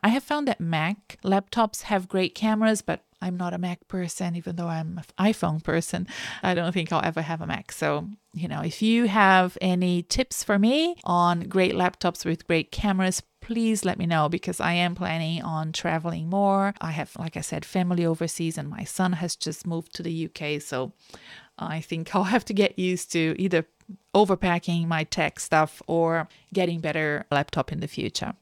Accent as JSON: {"language": "English", "country": "Brazil", "moved": "yes", "lives_now": "Melbourne, Australia", "said": "I live in Australia, in Melbourne, but I'm originally from Brazil"}